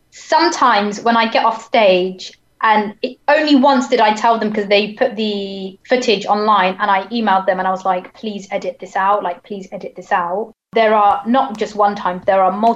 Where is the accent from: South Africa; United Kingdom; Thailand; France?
United Kingdom; Hampshire, South East England; And I'm from down south. So I grew up in quite a racist place. And I was like, so I'm from Hampshire